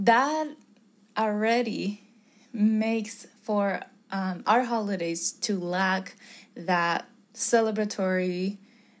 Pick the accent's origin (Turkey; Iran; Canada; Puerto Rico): Puerto Rico; moved away; I'm from Puerto Rico